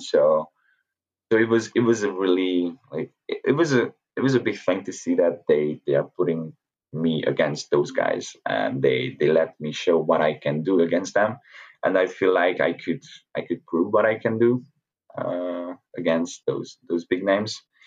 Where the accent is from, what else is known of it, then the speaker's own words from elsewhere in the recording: Hungary; to be with these people in my home country